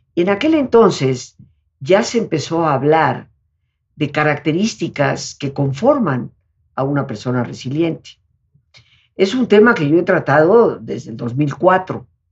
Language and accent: Spanish; Yucatán, Mexico; nosotros somos de Yucatán, las playas de Yucatán, de Quintana Roo, pero recorrimos todas las playas porque siendo yucatecos el mar es lo que nos atrae más